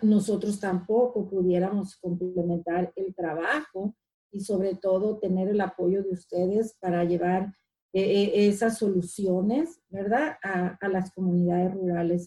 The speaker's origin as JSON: {"language": "Spanish", "town": "Ciudad Obregón", "region": "Sonora", "country": "Mexico", "tie": "born or raised there", "moved": "as an adult", "lives_now": "Washington, United States", "said": "soy mexicana, ah, nací en el estado de, Sonora, de Ciudad Obregón, Sonora, y hace como 21 años estoy viviendo aquí en, los Estados Unidos, donde actualmente radico es en, Washington"}